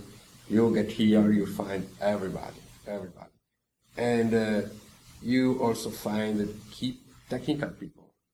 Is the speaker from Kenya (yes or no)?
no; Italy